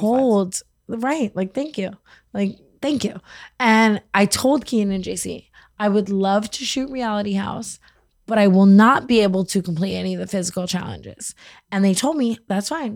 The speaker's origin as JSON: {"language": "English", "town": "Las Vegas", "region": "Nevada", "country": "United States", "tie": "born or raised there", "said": "I grew up in Vegas"}